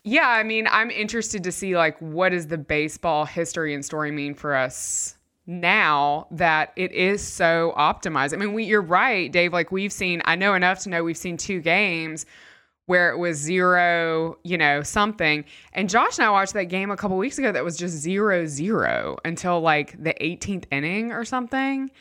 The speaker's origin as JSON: {"language": "English", "country": "United States", "said": "I'm from America."}